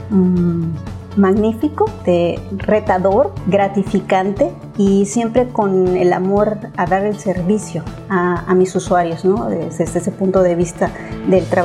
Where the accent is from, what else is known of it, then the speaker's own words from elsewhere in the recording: Mexico City, Mexico; En el momento que llegué, porque soy de Ciudad de México, este, mi primera impresión fue el calor